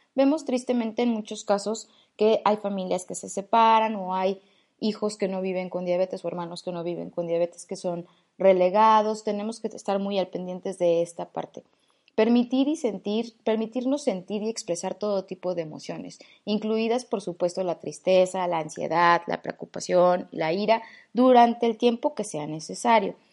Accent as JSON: {"language": "Spanish", "country": "Mexico", "also_born_or_lived": "Mexico City", "said": "En mi país"}